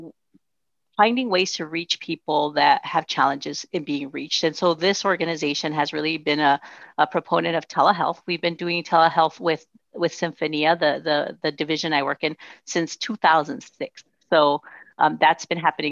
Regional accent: Nogales, Arizona, United States; first language Spanish; English is a second language; I was growing up in Nogales, Arizona, which is right on the border

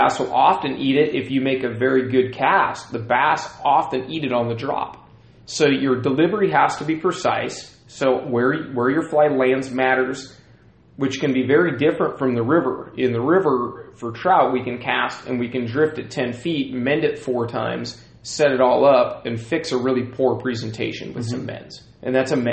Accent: South Puget Sound, Washington, United States; I grew up in the South Puget Sound area

